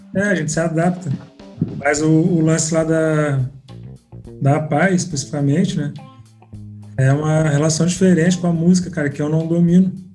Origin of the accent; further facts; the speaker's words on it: Porto Alegre, Rio Grande do Sul, Brazil; moved away as an adult; now in Rio de Janeiro, Brazil; sou natural de Porto Alegre. Estou aqui no Rio desde 2012